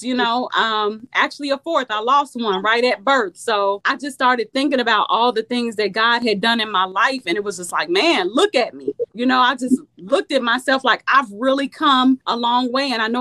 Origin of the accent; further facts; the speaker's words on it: Chicago, Illinois, United States; now in Ohio, United States; I was born and raised in Chicago. I live in Ohio